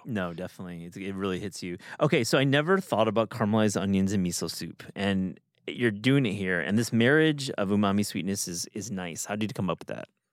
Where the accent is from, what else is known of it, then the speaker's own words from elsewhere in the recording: Kalamazoo, Michigan, United States; my hometown in, in Kalamazoo, Michigan.